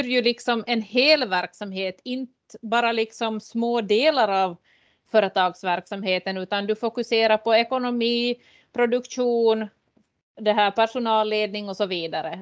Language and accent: Swedish; Lappfjärd, Ostrobothnia, Finland; jag är uppväxt i Lappfjärd och Härkmari